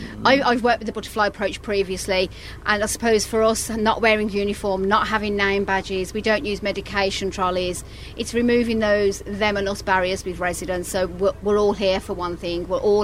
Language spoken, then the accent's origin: English; Birmingham, West Midlands, United Kingdom; accent: Brummie; moved away as an adult; now in Ireland; I'm from Birmingham